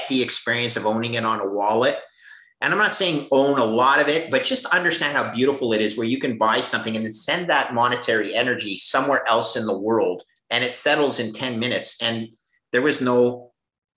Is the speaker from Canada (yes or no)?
yes; Canada; as a Canadian